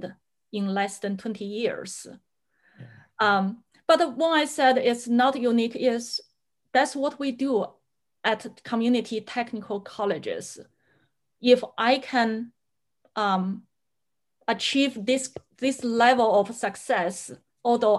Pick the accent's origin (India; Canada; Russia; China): China; English is a second language; moved away as an adult; also born or lived in Washington State, United States; now in Washington, United States; my husband and I, we immigrated to the US back in 1999. My parents-in-law, they applied the green card for us. When we first come to the US, I couldn't speak English, couldn't understand a word. I did learn English in school, in colleges in China